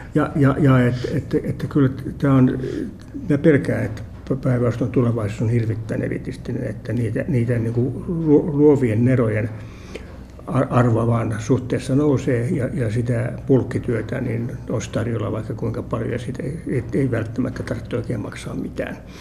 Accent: Helsinki, Uusimaa, Finland; Mä olen asunut lapsuuteni Munkkiniemessä

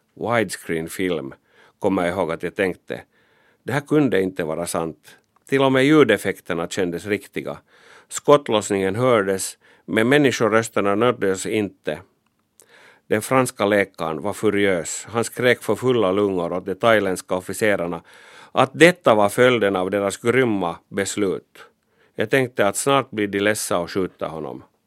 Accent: Finland; jag var pressfotograf från Finland

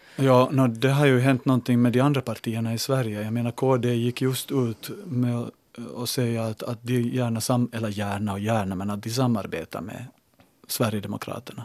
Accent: Larsmo, Ostrobothnia, Finland; när jag var liten i, liten i Larsmo och var hem till farbror Antas Anders

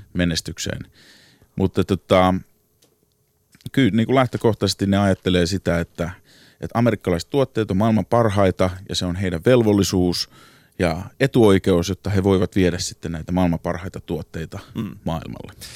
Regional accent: Helsinki, Uusimaa, Finland; now in New York, United States; Mä oon alun perin kotoisin Helsingin takatöölöstä

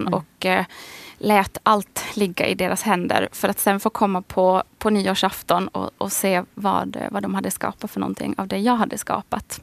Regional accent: Västerås, Västmanland, Sweden; accent: idiolect; also born or lived in Karis, Finland / Snappertuna, Finland; now in Stockholm, Sweden; jag är född i Karis. Men det var 83 och 84 så flyttade vi till Västerås.

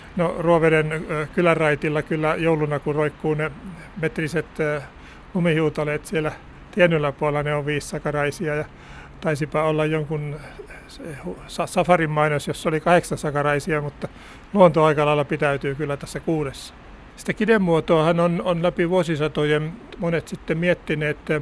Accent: Häme, Tavastia, Finland; mun lapsuudessa Hämeessä

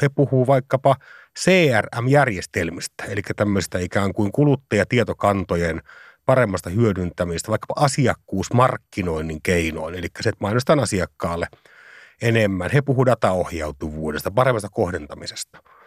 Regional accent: Savonlinna, South Savo, Finland; mä pääsin pikkupoikana Savonlinnassa itä savolehdellä kokemaan sen tilanteen

